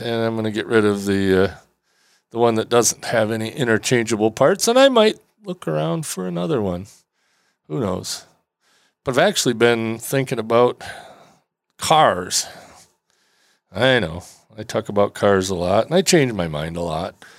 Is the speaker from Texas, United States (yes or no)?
no; Traverse City, Michigan, United States; here in my hometown in Traverse City